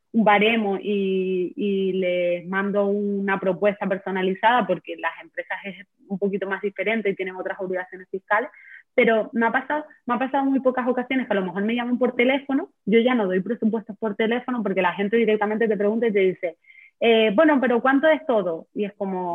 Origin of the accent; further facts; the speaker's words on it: Canary Islands, Spain; soy de Canarias